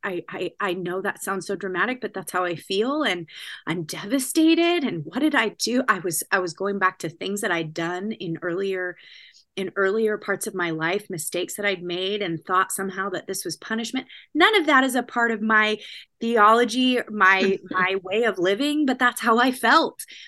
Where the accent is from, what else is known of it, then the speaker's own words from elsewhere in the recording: California, United States; moved away as an adult; also born or lived in Washington State; now in New Jersey, United States; I'm California, born and bred